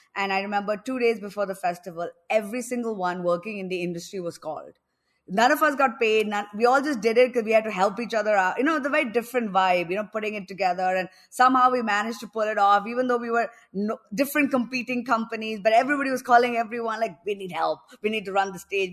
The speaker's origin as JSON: {"language": "English", "town": "New Delhi", "region": "Delhi", "country": "India", "also_born_or_lived": "New York", "moved": "as an adult", "lives_now": "Goa, India", "said": "I'm actually from New Delhi, but for the past few years, I've been living in Goa because everything is online"}